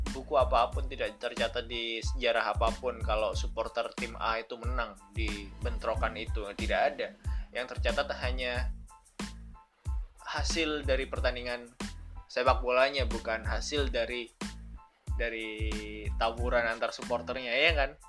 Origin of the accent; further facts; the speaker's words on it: Surabaya, East Java, Indonesia; aku dari Surabaya sih jadi jadi uh, kurang kurang bisa mengetahui situasi yang ada di di sana